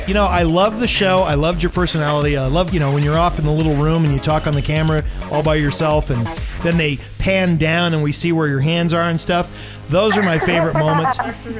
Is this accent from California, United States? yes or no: yes; Redlands, California, United States; I was born and raised in Redlands, California.